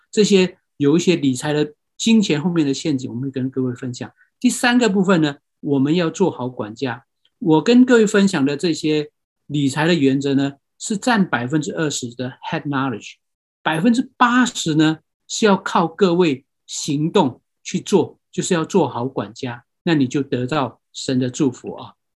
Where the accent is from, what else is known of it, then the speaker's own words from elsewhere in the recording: Myanmar; moved away; 我是出生在这个地方，啊。可能有人知道，这个地方就是缅甸